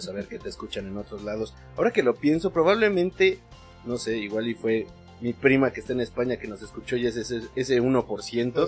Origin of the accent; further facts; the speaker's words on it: Mexico; como mexicano